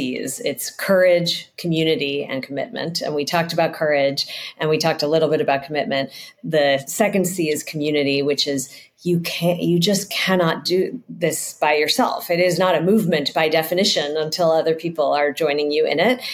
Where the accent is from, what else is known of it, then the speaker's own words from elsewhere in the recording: San Francisco, California, United States; I grew up in San Francisco where it's very hilly